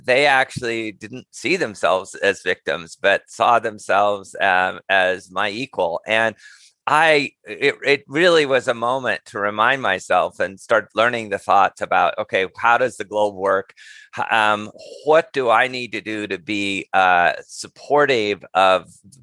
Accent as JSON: {"language": "English", "region": "rural Montana", "country": "United States", "tie": "born or raised there", "moved": "as an adult", "said": "I'm American, obviously, was somewhat lucky in the sense that I was born in and raised in a very small ranching community in rural Montana"}